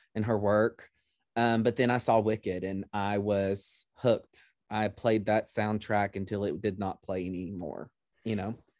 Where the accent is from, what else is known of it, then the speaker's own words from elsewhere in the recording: near Dallas, Texas, United States; Dallas is just right down the highway from my hometown